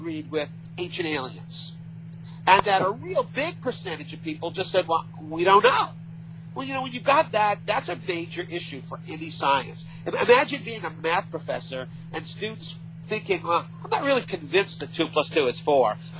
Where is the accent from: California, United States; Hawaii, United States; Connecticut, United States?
Connecticut, United States; I come from Connecticut. I'm here in Connecticut